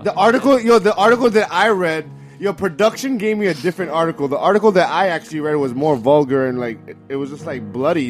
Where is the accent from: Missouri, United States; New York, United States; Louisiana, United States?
New York, United States; I'm from New York